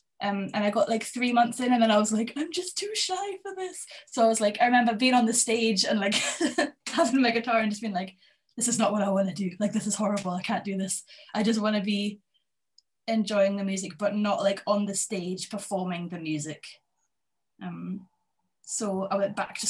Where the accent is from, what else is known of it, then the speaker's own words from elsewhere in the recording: Berwick-upon-Tweed, North East England, United Kingdom; also born or lived in Edinburgh; I grew up in Berwick